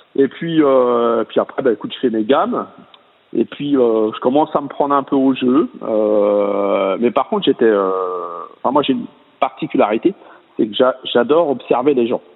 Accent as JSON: {"language": "French", "town": "Charleville-Mézières", "region": "Grand Est", "country": "France", "tie": "born or raised there", "said": "je suis originaire de Charleville-Mézières"}